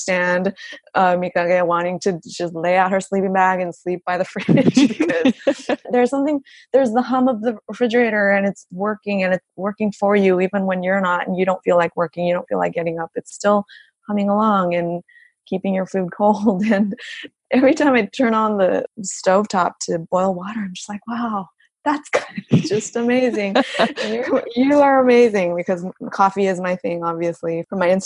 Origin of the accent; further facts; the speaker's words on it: Los Angeles, California, United States; now in Japan; I grew up